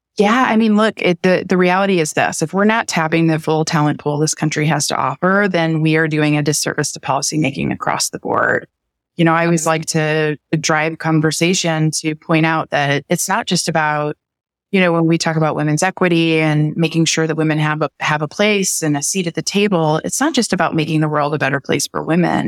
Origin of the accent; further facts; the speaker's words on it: Midwest, United States; I was born and raised in the Midwest